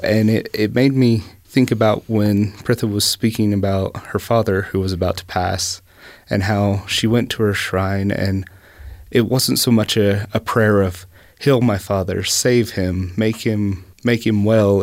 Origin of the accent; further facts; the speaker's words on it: East Tennessee, United States; moved away; I grew up in East Tennessee